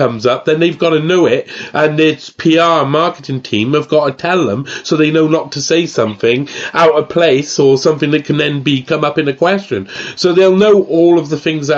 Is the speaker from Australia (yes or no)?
no; Wales, United Kingdom; I'm Welsh